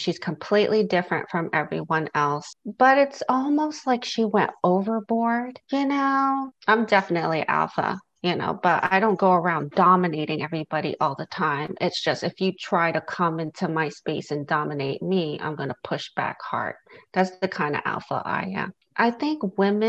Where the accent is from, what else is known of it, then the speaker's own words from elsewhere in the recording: New York, United States; now in Southern United States; where I grew up in New York, people were nosy and they would ask you a lot of questions. And I live in the South now